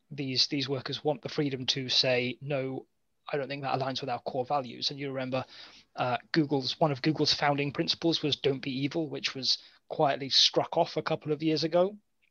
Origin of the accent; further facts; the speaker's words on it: United Kingdom; yes, but I'm British.